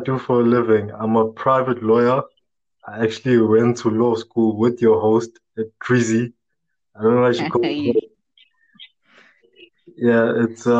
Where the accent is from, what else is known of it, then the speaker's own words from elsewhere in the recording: Durban, KwaZulu-Natal, South Africa; I'm from Durban, South Africa, Durban.